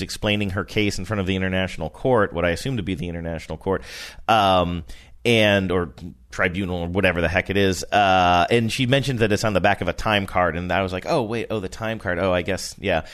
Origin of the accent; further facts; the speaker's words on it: Rust Belt, United States; moved away; I grew up in the Rust Belt